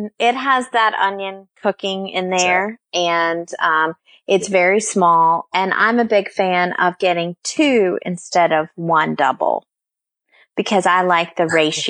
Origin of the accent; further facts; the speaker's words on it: Charlotte, North Carolina, United States; Well, I grew up in Charlotte.